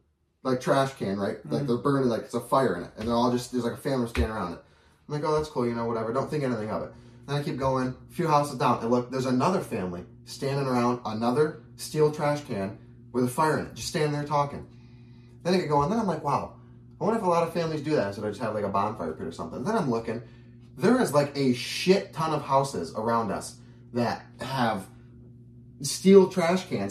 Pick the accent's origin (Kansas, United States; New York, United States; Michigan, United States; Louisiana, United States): Michigan, United States; Lapeer; also born or lived in Grand Blanc, Michigan; born and raised in Lapeer my whole life